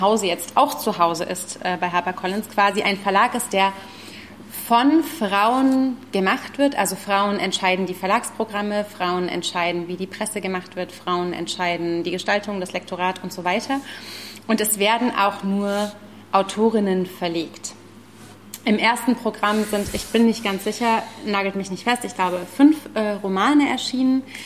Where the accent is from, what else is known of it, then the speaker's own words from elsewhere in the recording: the Zone, East Germany, Germany; ich bin ja auch aus der Zone